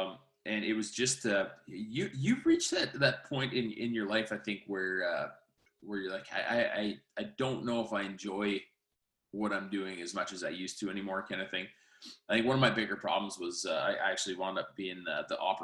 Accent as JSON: {"language": "English", "region": "Saskatchewan", "country": "Canada", "said": "where I come from"}